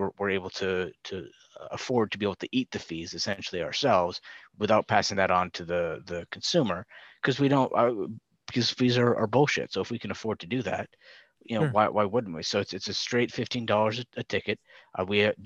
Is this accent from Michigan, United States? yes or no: yes; Grand Rapids, Michigan, United States; my hometown